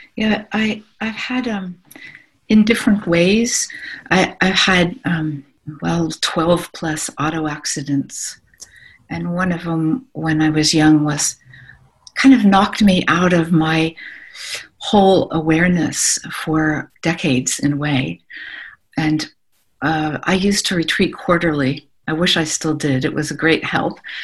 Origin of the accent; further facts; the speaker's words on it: Ohio, United States; I'm from Ohio and we're pretty practical